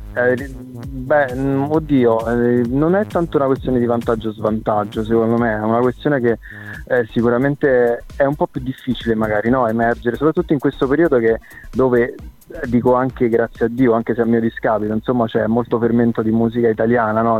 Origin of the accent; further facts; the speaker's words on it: Frosinone, Lazio, Italy; now in Rome, Italy; trasferitomi a Roma perché io sono nato e cresciuto a Frosinone